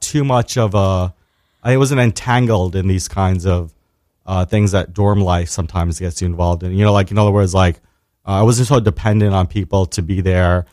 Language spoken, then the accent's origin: English; New York City, New York, United States; I was born and raised in Staten Island, New York